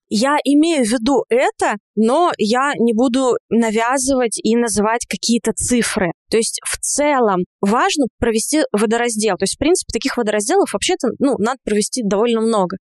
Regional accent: Georgia; я грузинка

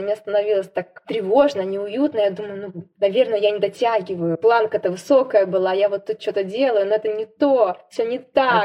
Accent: Siberia, Russia; сибирячка, провинциалка

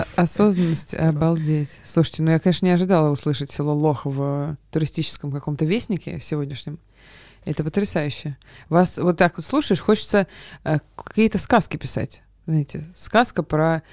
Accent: Chekhov, Moscow Oblast, Russia; никакая я не москвичка, я же в военной а, части родилась и выросла там

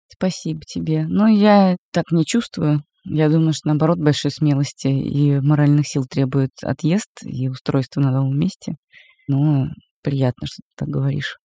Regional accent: Moscow, Russia; Как москвичка

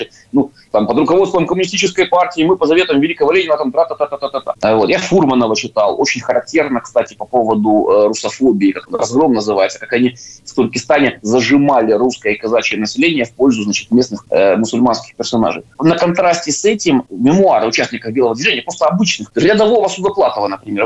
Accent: Kyiv, Ukraine; moved away as an adult; я родился в Киеве, я киевлянин

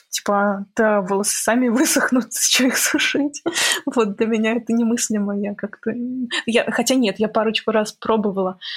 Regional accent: Minsk, Belarus; now in Korolyov, Russia; Да, я когда переехала из Минска, я переехала не в Москву, а в Королёв. И очень сильно, конечно, для меня это был стресс, потому что все-таки Беларусь тоже достаточно чистая

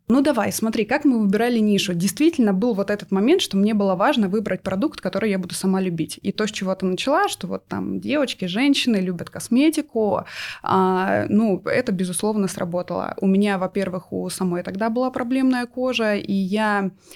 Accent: Novosibirsk, Novosibirsk Oblast, Russia; я из Новосибирска мы с мужем оттуда

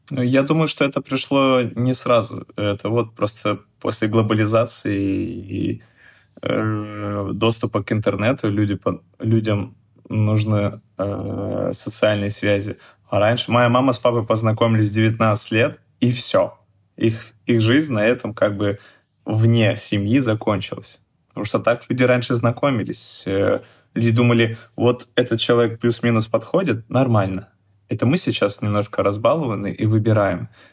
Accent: Chelyabinsk Oblast, Russia; moved away as an adult; now in Saint Petersburg, Russia; я в своем родном городе, откуда я приехал, из Челябинска, девять лет назад

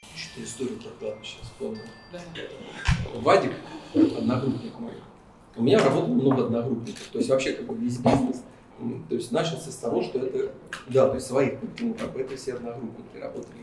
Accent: Kaluga, Kaluga Oblast, Russia; в Калуге как бы, в родном городе

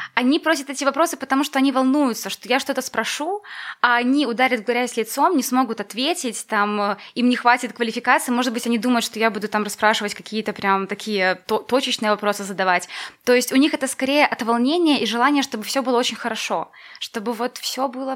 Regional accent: Valozhyn, Minsk Region, Belarus; now in Minsk, Belarus; я из Воложина

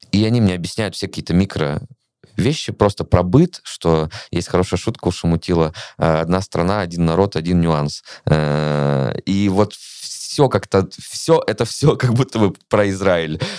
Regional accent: Russia; moved away as an adult; я впервые выехал из России в конце сентября, вот в свои 26 лет.

